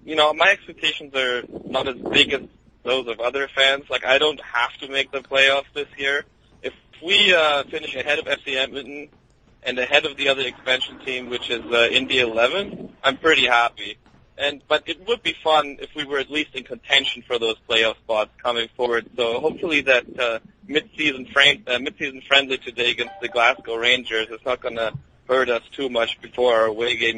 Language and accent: English; Germany; We moved from the Brazilian sections, where we were the only Germans, into the German block